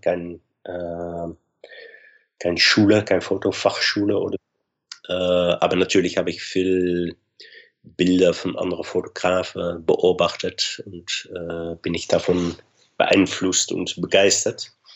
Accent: Arnhem, Gelderland, Netherlands; German is a second language; Nimwegen, so nicht weit vom Arnheim, meine Heimat

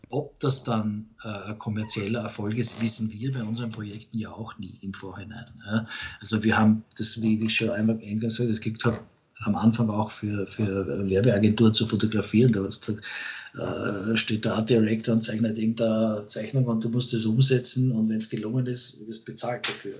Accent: Vienna, Austria; bei uns in Wien

